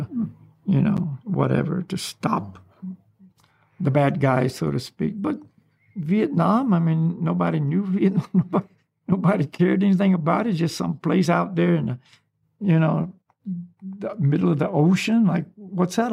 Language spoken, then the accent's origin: English; the South, United States; moved away; also born or lived in Hawaii; I grew up in the South